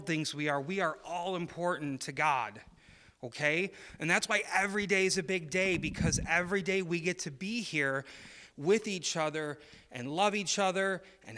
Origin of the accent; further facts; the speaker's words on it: Chicago, Illinois, United States; moved away; I grew up in Illinois, and in Chicago, where I lived